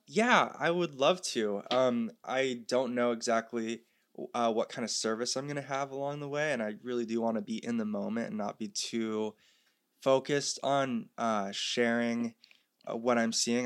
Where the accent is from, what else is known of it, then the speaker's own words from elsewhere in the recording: North Shore of Oahu, Hawaii, United States; moved away as an adult; also born or lived in Santa Barbara, California; I was raised here on the North Shore of Oahu, but about four years ago, I moved to California to go to college in Santa Barbara.